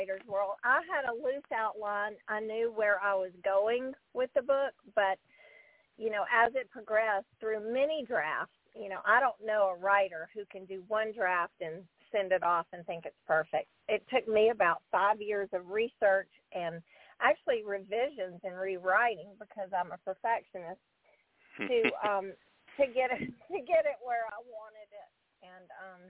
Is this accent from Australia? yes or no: no; the South, United States; accent: southern; I'm embarrassed by my southern accent